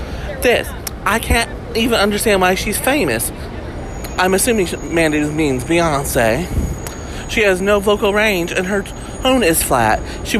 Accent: the South, United States; And I'm from the South and I know what makes sense.

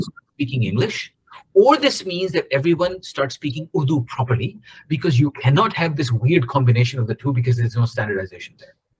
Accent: Pakistan; moved away; ہم پاکستانی ہیں اور پاکستانی ہی رہیں گے چاہے ہم کسی بھی قسم کا پاسپورٹ لے لیں

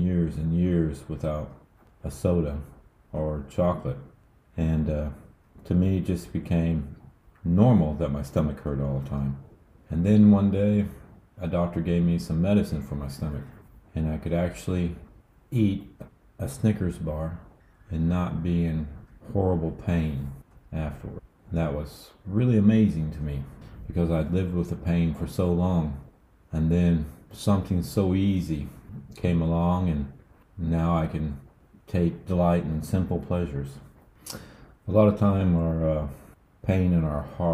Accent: United States; being American

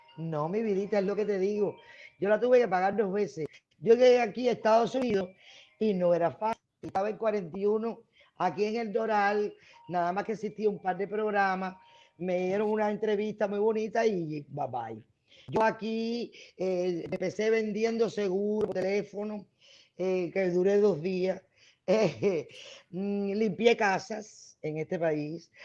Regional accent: Cuba; also born or lived in Mexico; now in United States; crucé crucé por frontera para cogerme a la ley de ajuste cubano

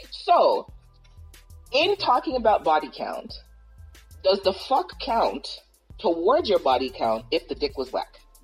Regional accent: Toronto, Ontario, Canada; I'm from Toronto

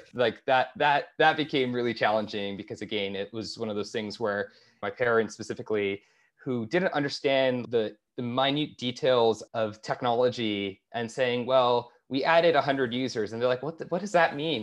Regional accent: Toronto, Ontario, Canada; moved away; also born or lived in Bay Area; I grew up in Toronto

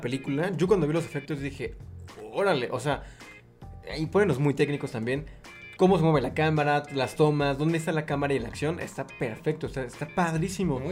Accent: Puebla, Mexico; Yo soy de Puebla

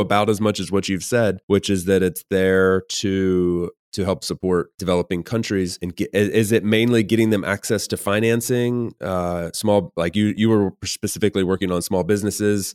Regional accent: Southeast US, United States; I'm from the Southeast U S

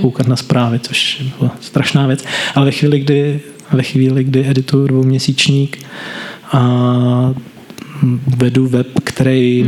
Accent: Brno, South Moravian Region, Czechia; Já jsem z Brna, nikdy jsem z Brna nebyl víc než na dva týdny v kuse

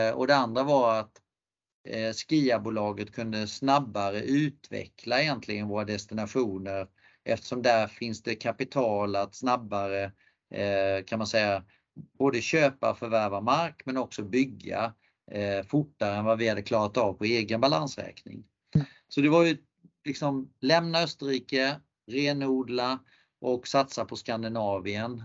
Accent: Sweden; moved away as an adult; also born or lived in Canada / France; komma till Kanada som svensk

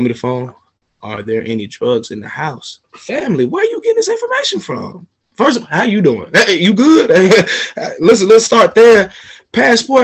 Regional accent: Atlanta, Georgia, United States; I'm from Atlanta, the city of finesse

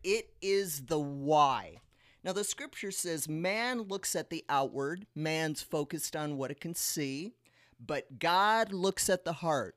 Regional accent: South Dakota, United States; now in Las Vegas, United States; We're from South Dakota, so we are quite used to snow

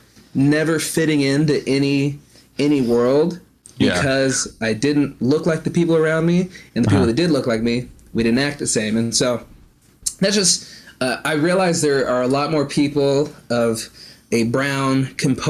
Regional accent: Olympia, Washington, United States; moved away as an adult; now in Florida, United States; We're from Olympia, Washington, which is about an hour south of Seattle.

